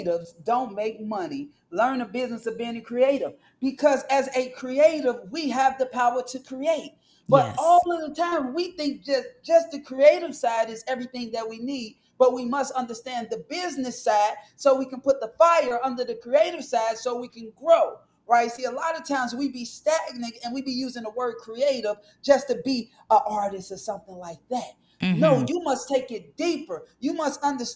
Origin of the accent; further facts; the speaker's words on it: Chicago, Illinois, United States; moved away; I'm from Chicago originally, so I'm from one of the worst projects in America